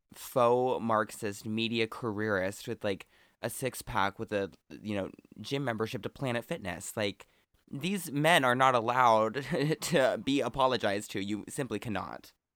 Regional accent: Oregon, United States; I'm from Oregon

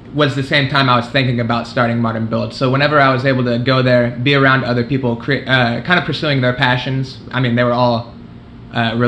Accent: Midwest City, Oklahoma, United States; I'm from Midwest City, which is a suburb of Oklahoma City.

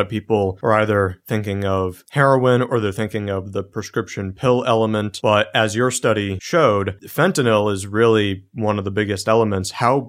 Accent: United States; as an American

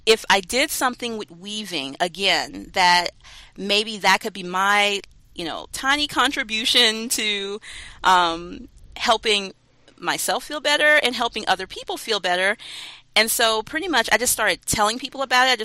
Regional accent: North Carolina, United States; I'm from North Carolina.

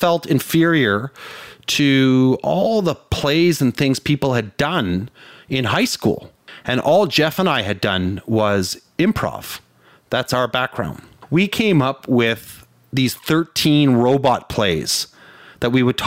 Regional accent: Canada; as a Canadian

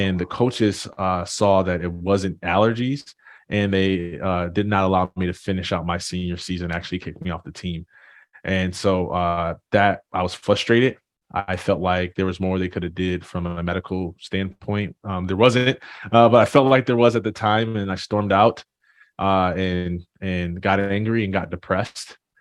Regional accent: Jackson, Michigan, United States; I'm originally from a small town, uh, Jackson, Michigan

